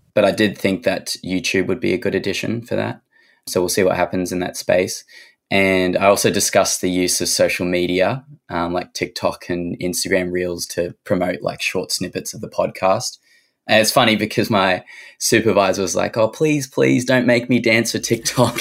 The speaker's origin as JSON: {"language": "English", "town": "Cairns", "region": "Queensland", "country": "Australia", "tie": "born or raised there", "also_born_or_lived": "Sunshine Coast, Queensland / Sydney", "moved": "yes", "lives_now": "Orange, Australia", "said": "I grew up in Cairns, so that's where my story starts."}